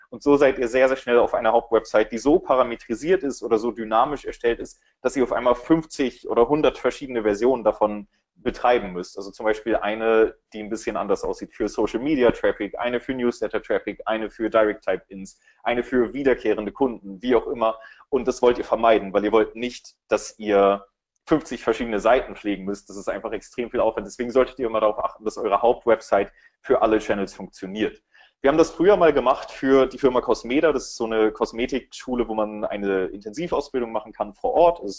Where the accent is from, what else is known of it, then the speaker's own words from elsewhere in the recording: Berlin, Germany; für alle, die mich nicht kennen. Ich komme aus Berlin.